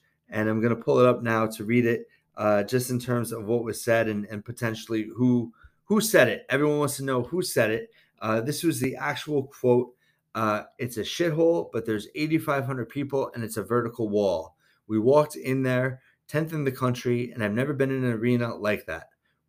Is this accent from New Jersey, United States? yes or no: yes; New Jersey, United States; we're from New Jersey.